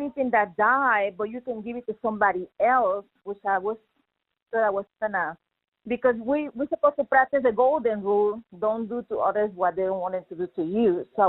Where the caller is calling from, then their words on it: Arkansas, United States; I'm calling from Arkansas.